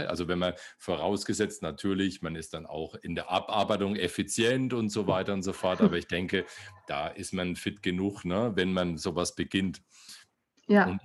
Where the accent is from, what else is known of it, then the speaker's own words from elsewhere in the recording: Bavaria, Germany; Ja, okay, na, ne, ich komme aus Bayern, so weit weg sind wir